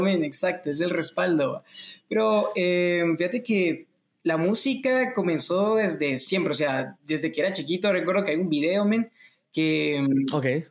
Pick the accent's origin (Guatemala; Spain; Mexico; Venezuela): Guatemala; soy cantautor guatemalteco